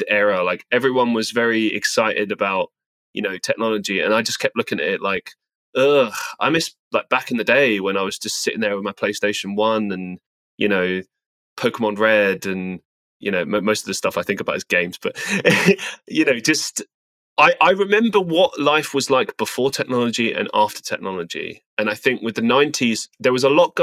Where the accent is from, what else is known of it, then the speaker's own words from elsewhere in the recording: London, United Kingdom; also born or lived in Estonia; now in Manchester, United Kingdom; Growing up in England, growing up in London, I suppose I had a pretty, you know, working class background.